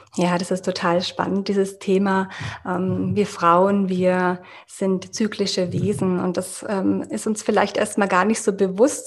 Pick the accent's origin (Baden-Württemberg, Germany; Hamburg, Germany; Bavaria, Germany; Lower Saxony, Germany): Bavaria, Germany; Munich; ich komme aus München und ich bin Yoga-Coach